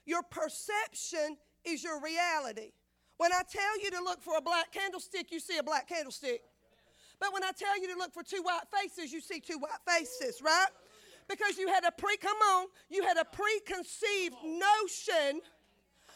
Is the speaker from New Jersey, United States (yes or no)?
no; Florida, United States; I know I'm from Florida. I got an accent.